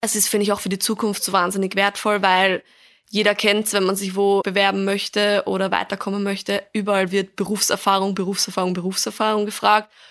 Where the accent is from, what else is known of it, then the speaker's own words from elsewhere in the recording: Vienna, Austria; ich komme ursprünglich aus Wien, bin auch hier aufgewachsen